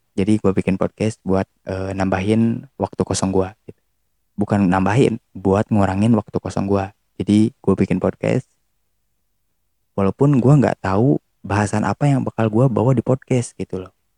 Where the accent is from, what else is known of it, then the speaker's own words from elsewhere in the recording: Tasikmalaya, West Java, Indonesia; also born or lived in Yogyakarta; dari Jawa Barat Jawa Baratnya mana Tasik